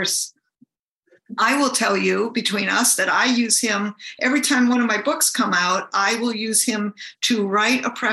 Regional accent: Michigan, United States; now in California, United States; I actually live in California, but I'm from Michigan.

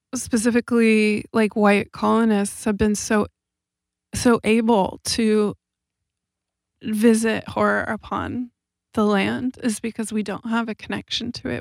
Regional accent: Southern California, United States; moved away as an adult; also born or lived in Amsterdam / London; now in Los Angeles, United States; I grew up in Southern California, and I'm seventh generation Californian.

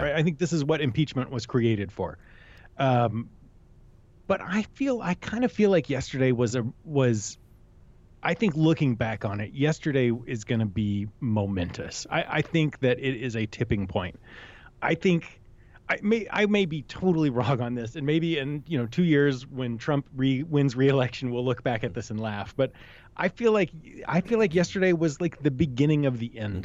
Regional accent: New Hampshire, United States; I'm from New Hampshire

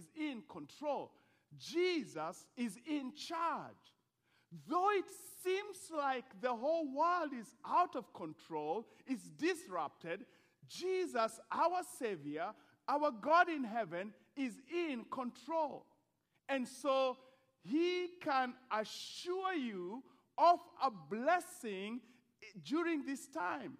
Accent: Eldoret, Uasin Gishu County, Kenya; moved away; Eldoret is my hometown

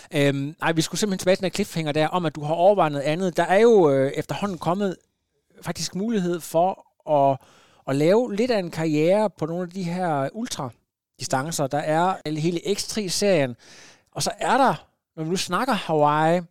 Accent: Ringkøbing, Central Denmark Region, Denmark; moved away; jeg er jo ud fra Ringkøbing, det er ikke så langt herfra

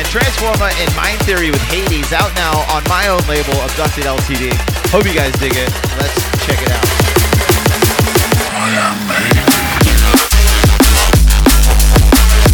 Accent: Florida, United States; from the great state of Florida, my hometown. My home state, I guess, not my hometown

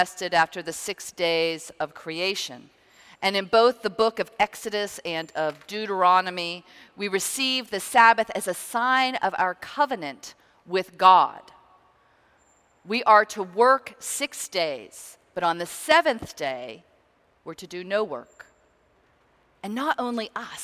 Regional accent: Pittsburgh, Pennsylvania, United States; moved away as an adult; also born or lived in Virginia / Indiana / Chicago / Connecticut; Growing up in Pittsburgh, Pennsylvania

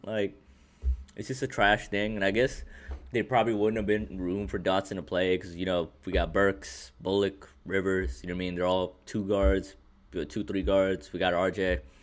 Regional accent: New York City, New York, United States; we're all New York City public, uh, school system kids

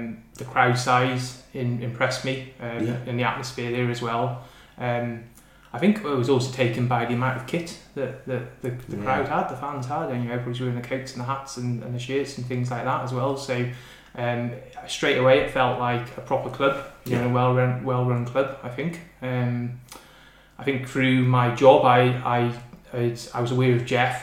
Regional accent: Pembrokeshire, South West Wales, United Kingdom; moved away as an adult; now in North East England, United Kingdom; I grew up in South West Wales in a place called Pembrokeshire

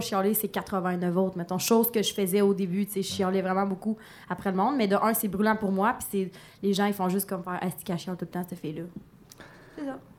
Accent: Palmarolle, Quebec, Canada; je viens de Palmarol

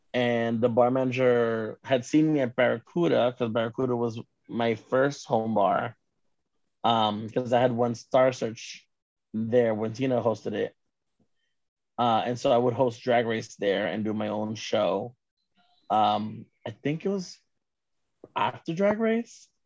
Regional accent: New York City, New York, United States; also born or lived in Queens, New York; Born and raised in New York, Manhattan

